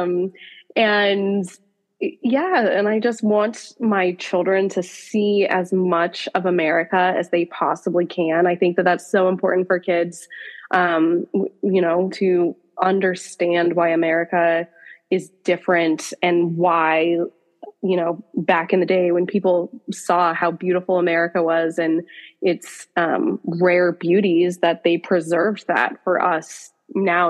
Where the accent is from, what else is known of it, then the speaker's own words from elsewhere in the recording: Pacific Northwest, United States; I grew up in the Pacific Northwest on a farm